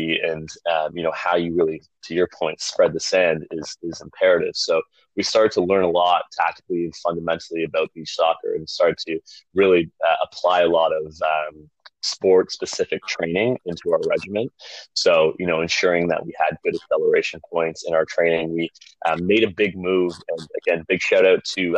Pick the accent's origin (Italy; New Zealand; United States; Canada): Canada; I'm Canadian